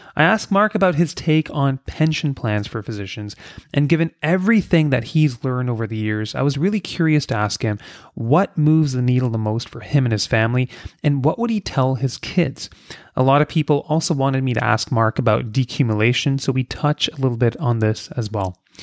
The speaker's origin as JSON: {"language": "English", "town": "Kingston", "region": "Ontario", "country": "Canada", "tie": "born or raised there", "said": "I grew up in Kingston, Ontario, a much smaller town than I am now"}